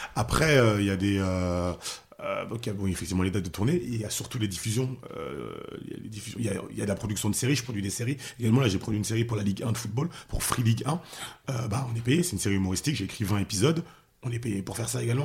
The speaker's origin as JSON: {"language": "French", "area": "outer suburbs of Paris, near the edge of Picardy", "region": "Île-de-France", "country": "France", "tie": "born or raised there", "also_born_or_lived": "Haiti (ancestry)", "lives_now": "Pavillons-sous-Bois, France", "said": "j'ai grandi en banlieue, euh, banlieue lointaine, loin de Paris, enfin c'est la limite de la Picardie"}